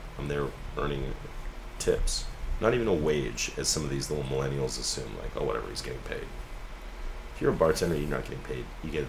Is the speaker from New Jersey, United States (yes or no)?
no; Berkeley, California, United States; born there; But I'm 46 years old. I was born on May 21st, 1967, to very young parents in Berkeley, California. Right? I was at Alta Bates Hospital.